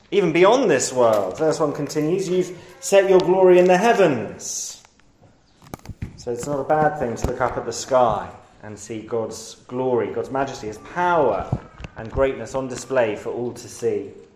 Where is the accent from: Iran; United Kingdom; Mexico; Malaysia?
United Kingdom; London; I grew up in London, on the highest hill in London